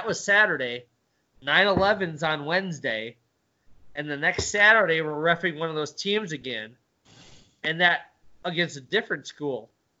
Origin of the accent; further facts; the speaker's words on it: Midwest, United States; Where we had that growing up in the Midwest.